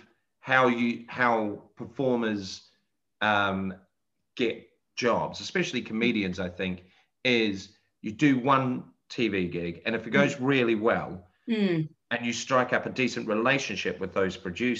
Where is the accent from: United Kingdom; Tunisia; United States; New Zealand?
New Zealand; Christchurch, Canterbury; moved away; I'm from Christchurch